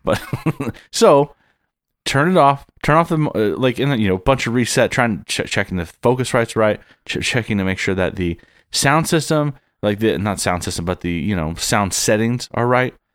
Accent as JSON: {"language": "English", "town": "San Diego", "region": "California", "country": "United States", "tie": "born or raised there", "moved": "as an adult", "said": "born and raised in San Diego"}